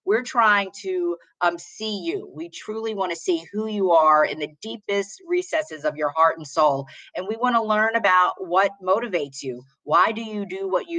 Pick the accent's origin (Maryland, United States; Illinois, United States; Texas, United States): Maryland, United States; Baltimore; I'm an African-American woman born and raised in Baltimore, Maryland